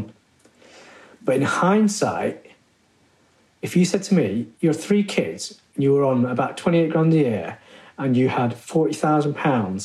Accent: Derby, East Midlands, United Kingdom; moved away as an adult; also born or lived in Liverpool / Leeds; I was born in Derby in 1967. My parents are from India. I've got two older siblings. And I suppose culturally, I come from an inner city area in Derby

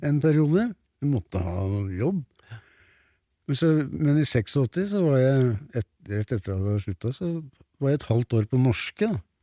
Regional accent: Tynset, Innlandet, Norway; moved away; Og jeg er født på Tynset

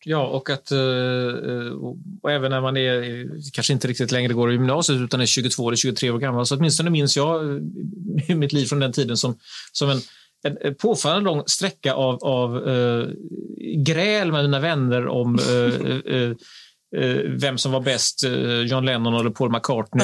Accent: Gothenburg, Västra Götaland, Sweden; som göteborgare

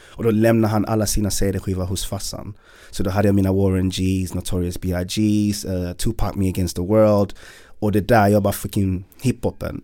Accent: Malmö, Skåne, Sweden; Jag är född i Malmö, uppvuxen i Malmö.

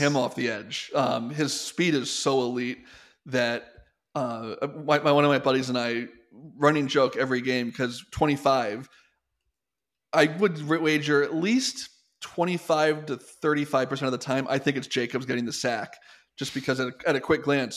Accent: Detroit, Michigan, United States; my hometown, Detroit

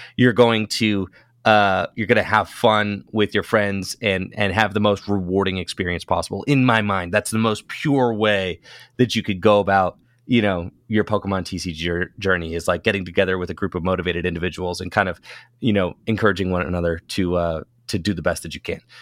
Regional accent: Northeast Ohio, United States; I was a player from Northeast Ohio

